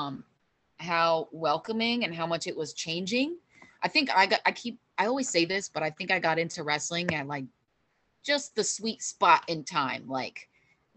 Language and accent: English; Deer Park, New York, United States; moved away; In Deer Park, New York, which is my hometown where I grew up